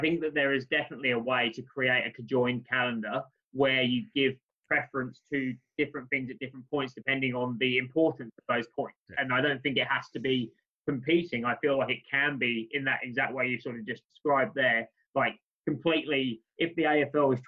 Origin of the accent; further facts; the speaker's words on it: United Kingdom; now in Australia; as a Brit coming to Australia